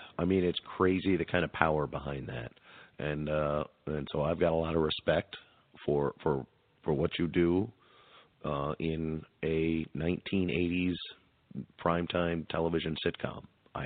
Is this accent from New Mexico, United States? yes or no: yes; Albuquerque, New Mexico, United States; I'm actually from Albuquerque, New Mexico.